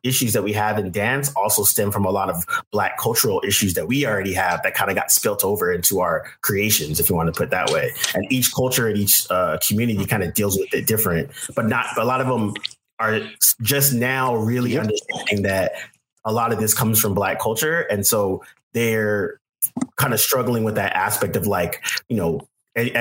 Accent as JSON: {"language": "English", "area": "Bay Area", "region": "California", "country": "United States", "tie": "born or raised there", "also_born_or_lived": "New York", "moved": "yes", "said": "I grew up in Bay Area. I grew up around mostly Asian Americans, all different types of Southeast Asians."}